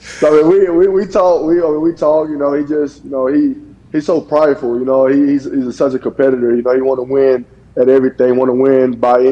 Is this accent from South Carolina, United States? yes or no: yes; Lake View, South Carolina, United States; I come from Lakeview. I graduated with 63 students.